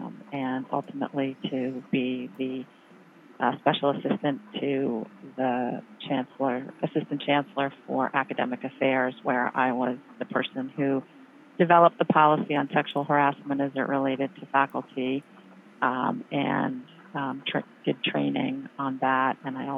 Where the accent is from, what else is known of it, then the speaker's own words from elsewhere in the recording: Cambridge, Massachusetts, United States; moved away as an adult; also born or lived in Pennsylvania / New York / Boston; now in Rhode Island, United States; I grew up in Cambridge, Massachusetts, and I went to college in Pennsylvania, Bryn Mawr College.